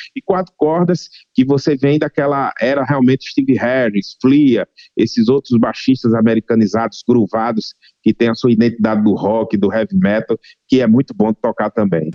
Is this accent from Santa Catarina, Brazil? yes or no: no; Rio Grande do Norte, Brazil; minha terra natal, Rio Grande do Norte